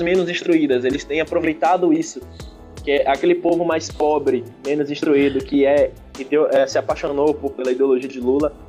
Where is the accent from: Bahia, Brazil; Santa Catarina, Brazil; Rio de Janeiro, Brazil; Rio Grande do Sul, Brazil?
Bahia, Brazil; sou baiano.